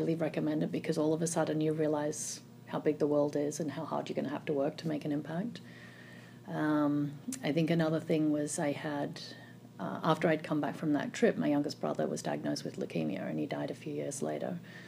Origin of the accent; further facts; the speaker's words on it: Melbourne, Victoria, Australia; Melbourne, Australia.